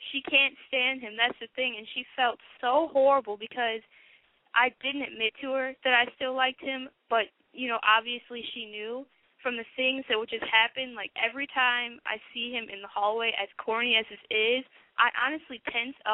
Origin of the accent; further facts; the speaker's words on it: Milwaukee, Wisconsin, United States; Um, I'm from Milwaukee, and I'm 16.